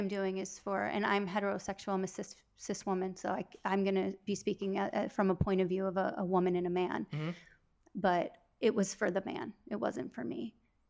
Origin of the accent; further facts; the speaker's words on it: Wisconsin, United States; moved away as an adult; now in Los Angeles, United States; I was born and raised in Wisconsin, mm-hmm. a very, very small town of about 250 people.